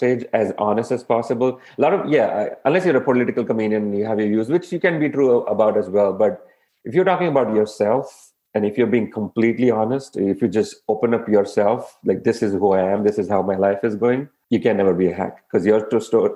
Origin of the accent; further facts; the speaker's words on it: India; now in United States; I'm an Indian